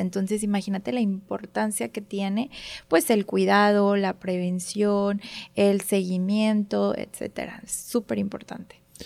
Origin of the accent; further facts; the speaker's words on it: Monterrey, Nuevo León, Mexico; also born or lived in Mexico City; aquí crecí, aquí fueron todas las etapas, casi todas las etapas de, mi vida hasta ahorita en Monterrey